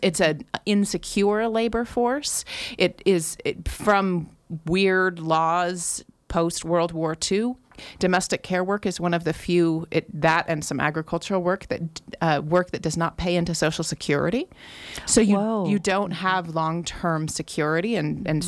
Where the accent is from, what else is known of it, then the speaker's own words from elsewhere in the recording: Grass Valley, California, United States; I was born in Grass Valley and have lived here for most of my life